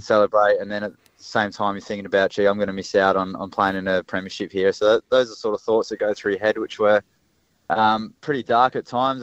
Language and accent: English; Adelaide, South Australia, Australia; I grew up in West Lakes, a um, couple of couple of minutes down the road from the footy club